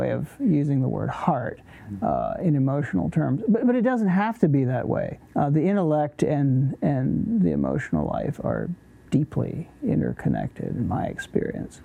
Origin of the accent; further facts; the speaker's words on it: Virginia, United States; also born or lived in Lancaster County, Pennsylvania; now in Lancaster, United States; I was born in Virginia